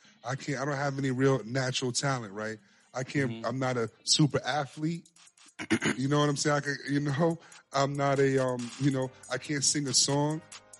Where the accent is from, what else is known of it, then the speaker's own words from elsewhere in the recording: New York City, New York, United States; I was born and raised in the Bronx, New York. You know, a little place called Co-op City, Section 5.